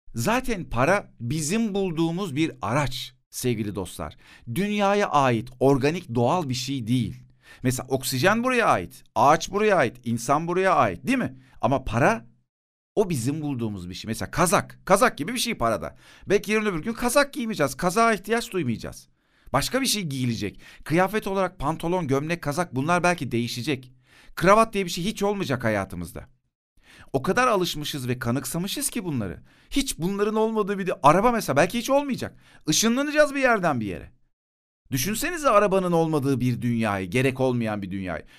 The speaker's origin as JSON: {"language": "Turkish", "country": "Turkey", "tie": "born or raised there", "said": "Bana demişler ki bu topraklarda doğdun Türksün sen."}